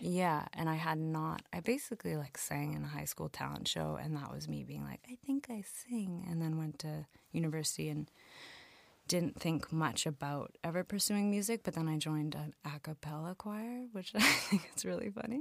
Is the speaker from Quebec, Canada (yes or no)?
no; London, Ontario, Canada; moved away as an adult; also born or lived in Montreal; I went home to London, Ontario that summer